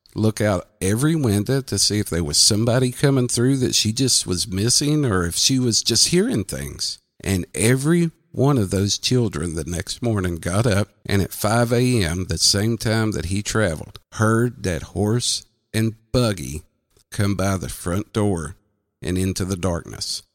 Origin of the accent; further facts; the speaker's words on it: southwestern Virginia, United States; I'm from the southwestern tip of Virginia